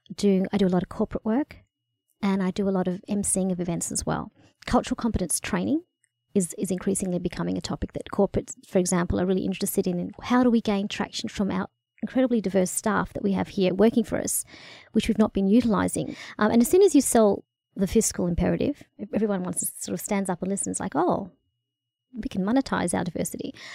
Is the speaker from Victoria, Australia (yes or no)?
yes; Bendigo, Victoria, Australia; also born or lived in Kenya; I grew up in Bendigo